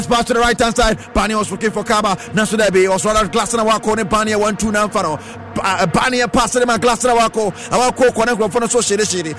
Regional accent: Accra, Greater Accra, Ghana; Team Nina, I am from Accra.

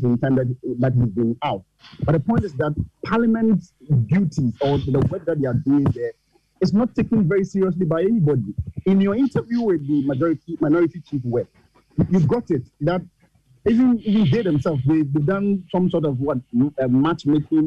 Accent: Asante Akim Central, Ashanti, Ghana; now in Madina, Ghana; I'm originally from the Asantehachim Central

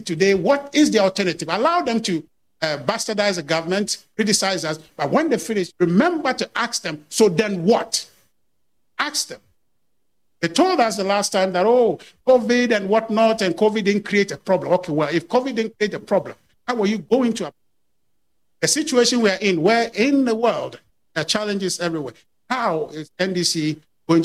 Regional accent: Ghana; I'm a Ghanaian

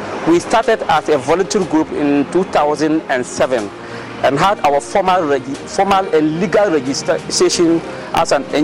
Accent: Dondoli community, Upper West, Ghana; I am from Dondoli community, a suburb of one municipality in Upper West region of Ghana

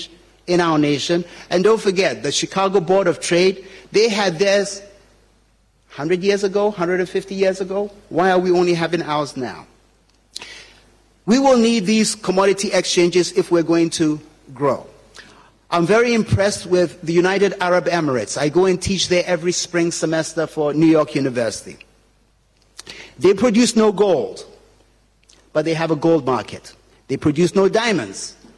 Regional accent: Ghana; I am from Kumo. That's where I went Form 1 to Form 5.

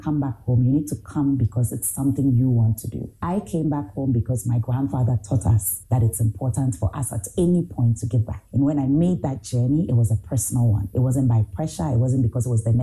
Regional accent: Ghana; moved away as an adult; also born or lived in Ohio; I'm Ghanaian

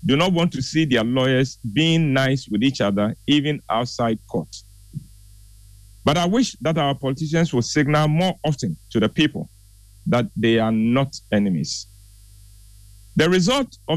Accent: Ghana; As a Ghanaian

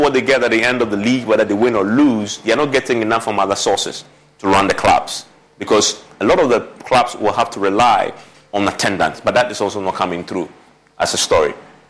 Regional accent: Accra, Greater Accra, Ghana; when I growing up in the Dabraka

